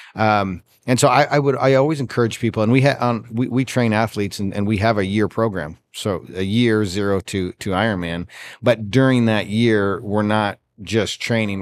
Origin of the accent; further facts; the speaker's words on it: Canada; I grew up in Canada